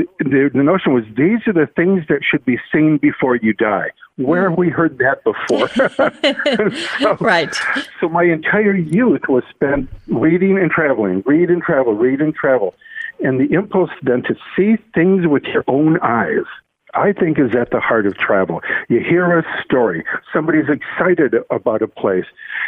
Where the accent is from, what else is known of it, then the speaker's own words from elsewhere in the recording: Detroit, Michigan, United States; also born or lived in South Carolina; I grew up born in South Carolina in an army hospital, but raised in Detroit.